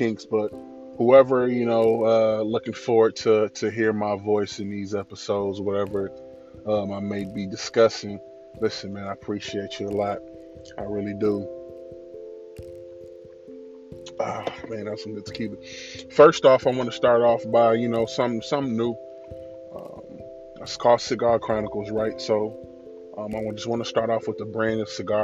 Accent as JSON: {"language": "English", "region": "Illinois", "country": "United States", "said": "I'm from Illinois"}